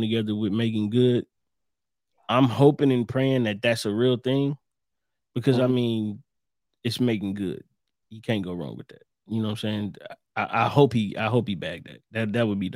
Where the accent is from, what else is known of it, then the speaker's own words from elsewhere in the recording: Ohio, United States; I'm from Ohio.